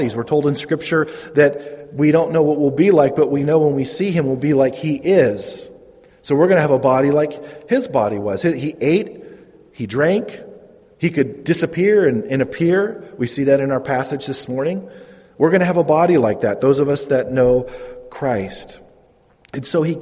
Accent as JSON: {"language": "English", "town": "Modesto", "region": "California", "country": "United States", "tie": "born or raised there", "said": "I'm from Modesto. I grew up in Modesto, not really a small town."}